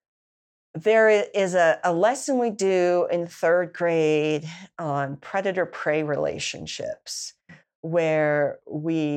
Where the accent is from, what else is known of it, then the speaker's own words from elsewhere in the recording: Salt Lake City, Utah, United States; also born or lived in California / Grand County, Utah; I grew up in Salt Lake City